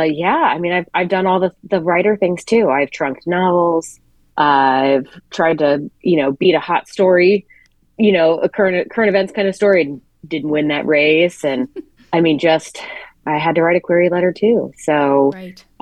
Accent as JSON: {"language": "English", "region": "the South", "country": "United States", "lives_now": "Brooklyn, United States", "said": "I'm from the South and I moved to New York."}